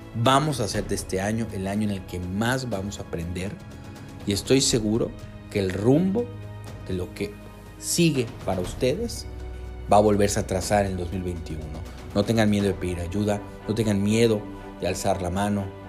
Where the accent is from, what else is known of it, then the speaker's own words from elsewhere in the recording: Yucatán, Mexico; soy enlace del Colectivo Quibernus Yucatán, aquí con el calor, calor de, mi estado